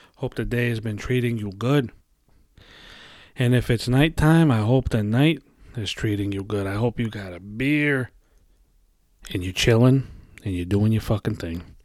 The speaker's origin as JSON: {"language": "English", "town": "New York City", "region": "New York", "country": "United States", "tie": "born or raised there", "said": "I was, uh, raised in Brooklyn, New York"}